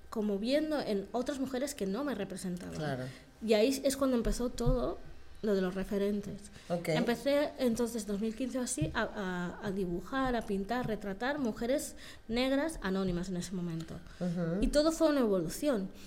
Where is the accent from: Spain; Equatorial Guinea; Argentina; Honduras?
Equatorial Guinea; yo, opto y ya digo, ¿de dónde eres? Guinea Ecuatorial, ya está.